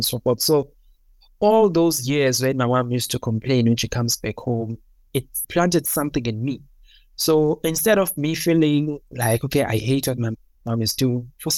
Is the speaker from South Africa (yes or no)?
yes; Durban, KwaZulu-Natal, South Africa; moved away as an adult; also born or lived in Free State / Cape Town; now in Johannesburg, South Africa; I was born in Durban, KwaZulu-Natal, in the south of Durban. Yeah, I was born in a township